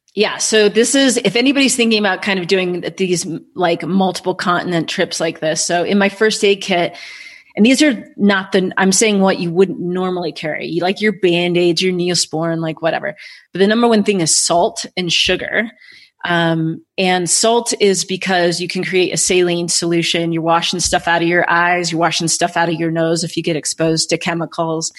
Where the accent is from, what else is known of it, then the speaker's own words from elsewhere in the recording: United States; white girl from America